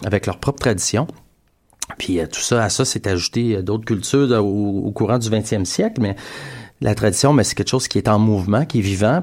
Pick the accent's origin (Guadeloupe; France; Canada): Canada; Montreal, Quebec; on est de Montréal, fait qu'il euh, y a une urbanité dans ce qu'on fait.